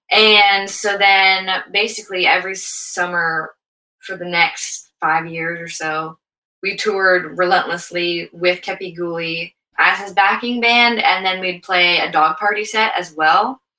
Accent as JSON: {"language": "English", "town": "Sacramento", "region": "California", "country": "United States", "tie": "born or raised there", "said": "We grew up in Sacramento, California."}